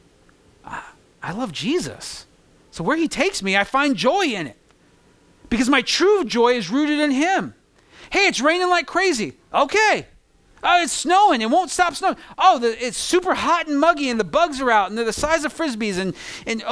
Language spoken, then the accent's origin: English; California, United States; moved away as an adult; now in New York, United States; I grew up in California where it was 70 with a breeze for 320 some odd days throughout the whole year.